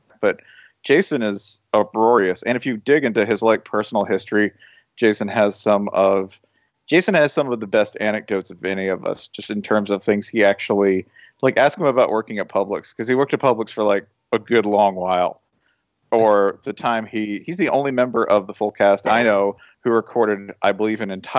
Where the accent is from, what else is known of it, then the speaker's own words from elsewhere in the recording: Tennessee, United States; I'm from Tennessee.